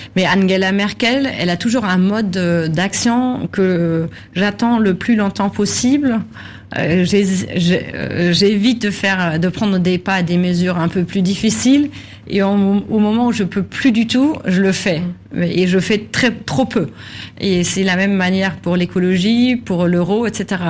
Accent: Germany; chez nous en Allemagne

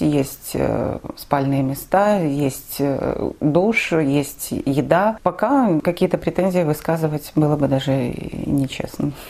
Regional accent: Zaslawye, Minsk Region, Belarus; moved away as an adult; also born or lived in Kyiv, Ukraine; now in Poland; Я белоруска из Заславля

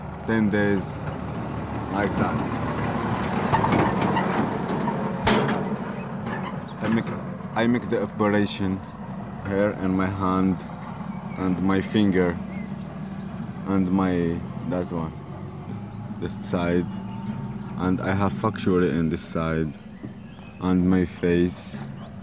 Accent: Morocco; English is a second language; moved away as an adult; from Morocco

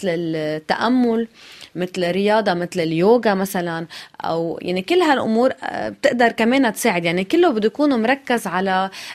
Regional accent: Lebanon

